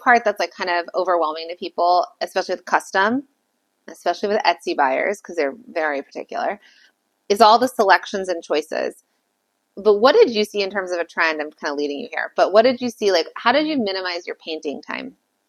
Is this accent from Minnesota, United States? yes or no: no; Calabasas, California, United States; Yeah. I'm from Calabasas.